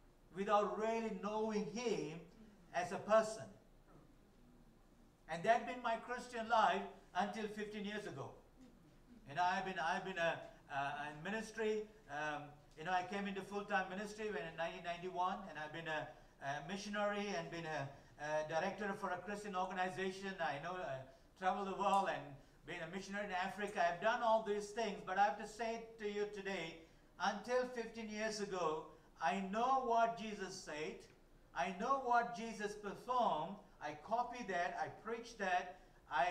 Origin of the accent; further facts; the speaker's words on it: Malaysia; first language Tamil; English is a second language; moved away; I was born in Malaysia. My parents are Malaysian. They born there